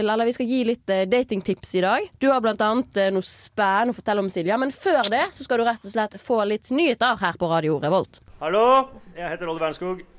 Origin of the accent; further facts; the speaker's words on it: Bergen, Vestland, Norway; Men jeg kommer fra Bergen, så høsten er som regel ganske kjip.